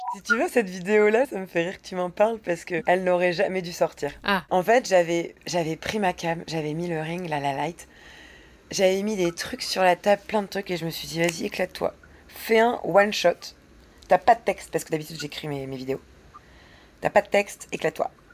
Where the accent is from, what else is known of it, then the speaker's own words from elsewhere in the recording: the Nord, Hauts-de-France, France; moved away; je suis du Nord